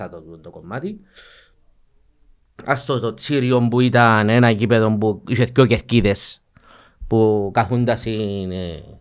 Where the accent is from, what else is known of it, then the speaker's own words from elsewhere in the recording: Famagusta, Famagusta District, Cyprus; Ε, καταρχήν, εντάξει, λόγω ε, κατοικούμαστε που είναι αμόχωστο. Ναι. Ε, και θεωρώ ότι είναι η πόλη μου, η ανόρθωση ε, αντιπροσωπεύει την πόλη μου.